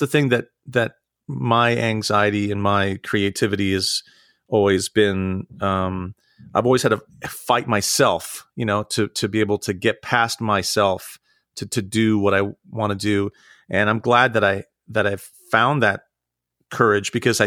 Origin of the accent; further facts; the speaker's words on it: Santa Rosa, California, United States; moved away as an adult; also born or lived in New York / Ohio; now in Pittsburgh, United States; I grew up in Northern California. I grew up in Santa Rosa in the Wine Valley